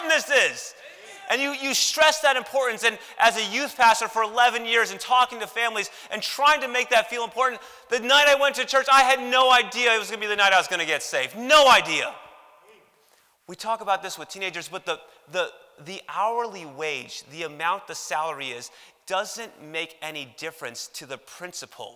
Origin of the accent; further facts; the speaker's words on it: Chicago, Illinois, United States; Growing up in Chicago